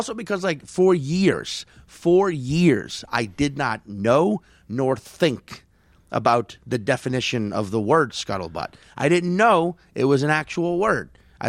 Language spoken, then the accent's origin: English; St. Paul, Minnesota, United States; also born or lived in New Jersey, United States; I'm originally from St. Paul, but then I got relocated to New Jersey.